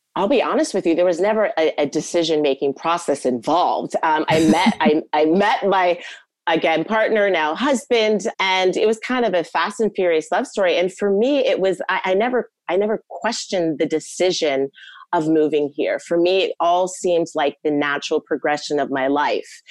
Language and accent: English; United States; first language English; moved away as an adult; also born or lived in New York City; now in Germany; I'm American, I'm a native English speaker